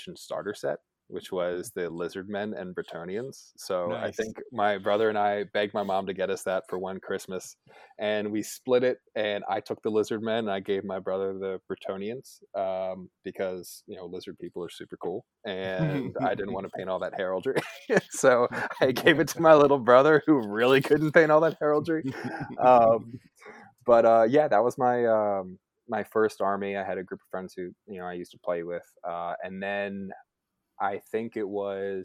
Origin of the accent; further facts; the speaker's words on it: Baltimore, Maryland, United States; I'm from Baltimore